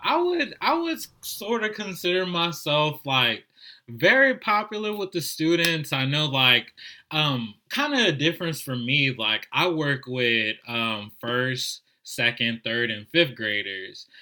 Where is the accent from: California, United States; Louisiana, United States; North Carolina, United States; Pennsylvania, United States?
Louisiana, United States; New Orleans; I'm a native of New Orleans